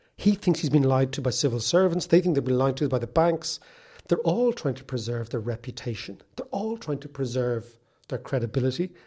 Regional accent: Monkstown, Leinster, Ireland; When I was a kid growing up in Monkstown

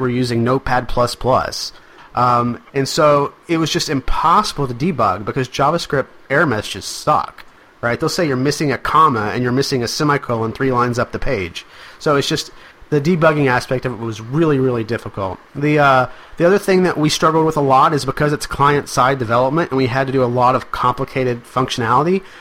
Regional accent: Arkansas, United States; I'm from Arkansas

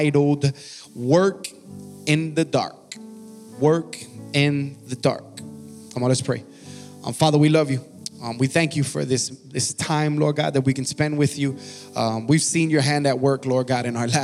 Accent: Miami, Florida, United States; now in Georgia, United States; I'm originally from Miami, Florida

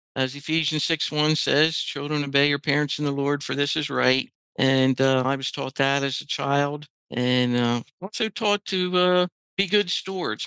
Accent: Lancaster County, Pennsylvania, United States; I was born right here in Lancaster County into a Christian home

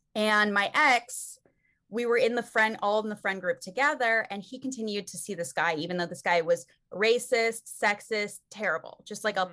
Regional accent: Calabasas, California, United States; we grew up in Calabasas, like Southern California

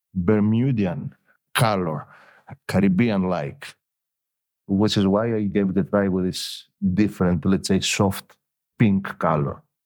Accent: Elafonisos, Peloponnese, Greece; also born or lived in Athens; I was born I was born in Athens, but my parents were living both of them in, in Elafonisos

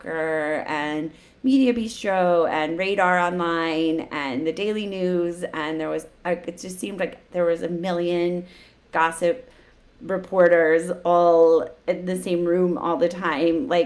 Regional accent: Chicago, Illinois, United States; moved away; also born or lived in New York; My hometown.

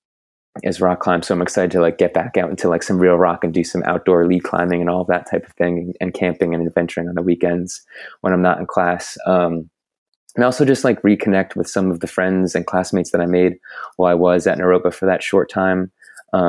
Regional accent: New Jersey, United States; moved away as an adult; also born or lived in Boulder, Colorado; now in St. Petersburg, United States; I grew up in New Jersey

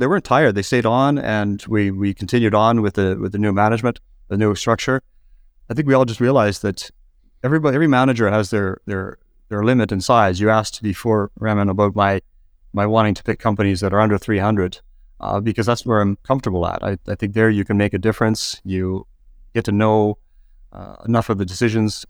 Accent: Canada; moved away as an adult; people could probably tell from my accent, uh, I started in Canada

